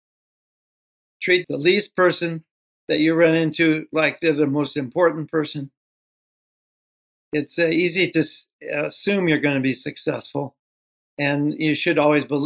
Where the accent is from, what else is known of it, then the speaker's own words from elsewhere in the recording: Seattle, Washington, United States; I was born in Seattle, Washington in 1934, so I'm 88 years old